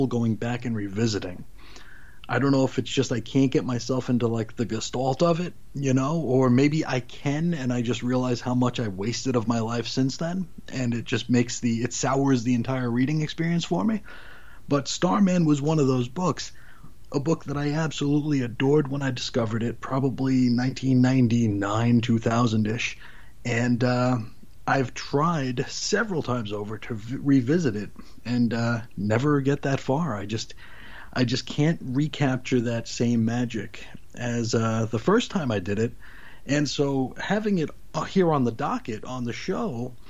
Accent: Arizona, United States; my hometown of Arizona, somewhere in Arizona

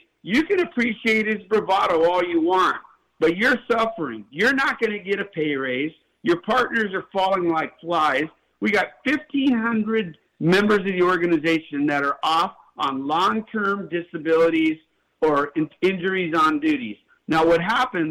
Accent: West Covina, California, United States; I grew up in the San Gabriel Valley and in West Covina

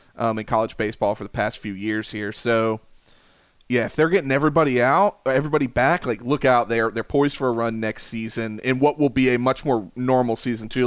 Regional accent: Columbia, South Carolina, United States; I'm from Columbia, South Carolina

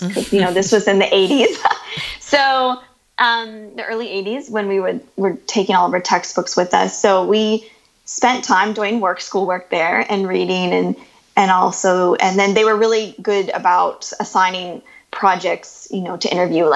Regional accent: Ohio, United States; So we grew up in a small town in the Midwest in the U.S.

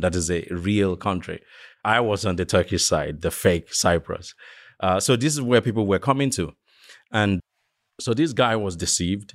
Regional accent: western Nigeria, Nigeria; moved away; I grew up in the West, uh, of Nigeria

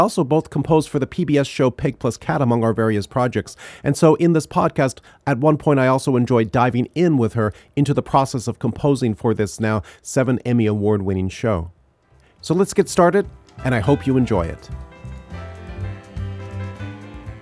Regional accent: Ottawa, Ontario, Canada; I grew up in Ottawa

